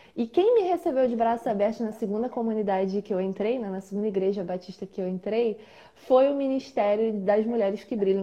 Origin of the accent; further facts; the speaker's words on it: Baixada Fluminense, Rio de Janeiro, Brazil; que sou da Baixada Fluminense